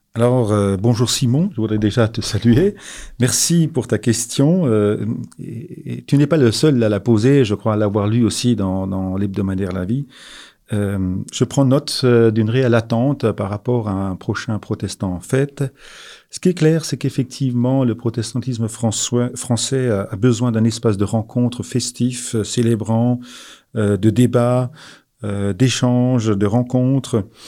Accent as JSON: {"language": "French", "area": "Alsace", "region": "Grand Est", "country": "France", "tie": "born or raised there", "said": "Je suis euh, né en Alsace, j'ai grandi en Alsace"}